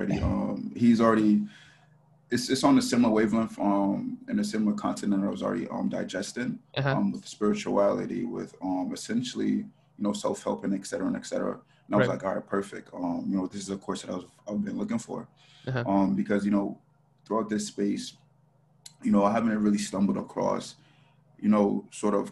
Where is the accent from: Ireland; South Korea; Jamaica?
Jamaica; now in United States; I'm originally from Jamaica